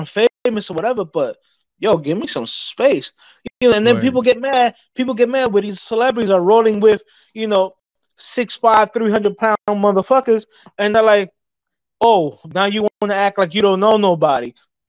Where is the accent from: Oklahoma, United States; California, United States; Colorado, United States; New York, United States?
New York, United States; New York City; growing up in New York City, I've seen countless celebrities.